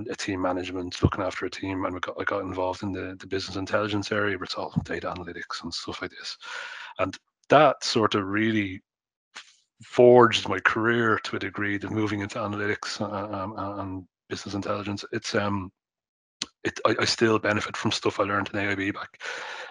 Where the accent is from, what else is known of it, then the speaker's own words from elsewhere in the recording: Dublin, Leinster, Ireland; I grew up in Dublin 9